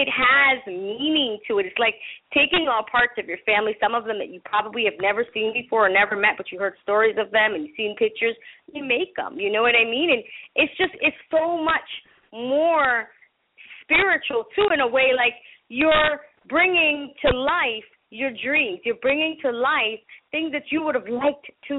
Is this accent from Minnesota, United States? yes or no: no; Massachusetts, United States; first language Spanish; English is a second language; also born or lived in Panama; now in California, United States; I grew up in Massachusetts